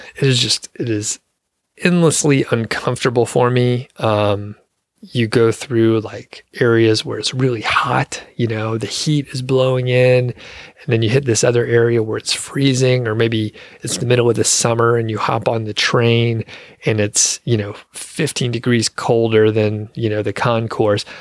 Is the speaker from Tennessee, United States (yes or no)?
no; Georgia, United States; also born or lived in Montana; now in Colorado, United States; I'm from Georgia